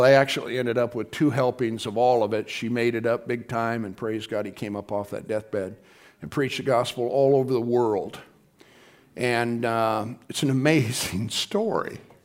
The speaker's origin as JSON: {"language": "English", "region": "Midwest", "country": "United States", "said": "We're from the Midwest"}